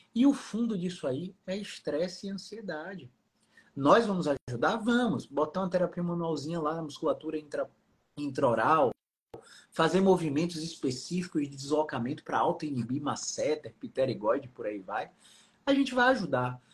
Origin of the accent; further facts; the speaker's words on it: Salvador, Bahia, Brazil; Eu sou de Salvador